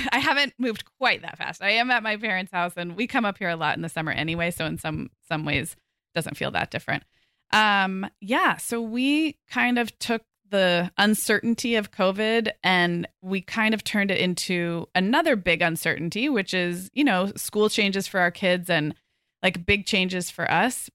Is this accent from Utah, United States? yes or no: no; Santa Barbara, California, United States; moved away as an adult; also born or lived in Oregon / Chicago / Arizona; now in Orange County, United States; We're moving back to my hometown of Santa Barbara